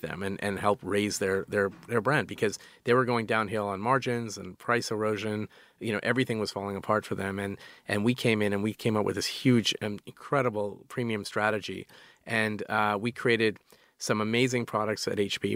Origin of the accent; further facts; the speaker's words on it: Calgary, Alberta, Canada; moved away; we grew up in Calgary, which is uh, it's it's sort of like a, a, cowboy town